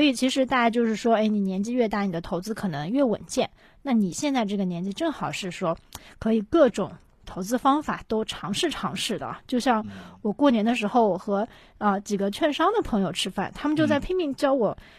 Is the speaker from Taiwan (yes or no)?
no; Shanghai, China; 我是上海的嘛